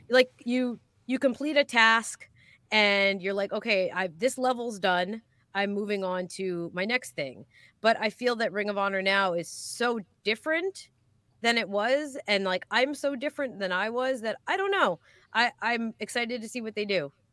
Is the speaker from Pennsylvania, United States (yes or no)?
yes; Philadelphia, Pennsylvania, United States; I'm from Philadelphia